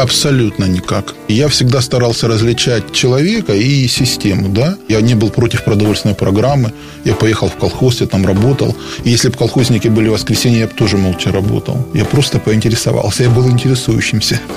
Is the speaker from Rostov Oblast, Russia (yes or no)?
yes; Rostov-on-Don, Rostov Oblast, Russia; я ростовчанин